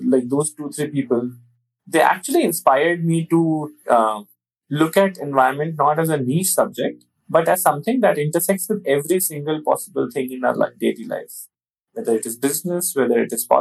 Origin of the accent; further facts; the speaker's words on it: Delhi, India; I was born in Delhi and all my studies, everything happened in Delhi, including my school, college, everything.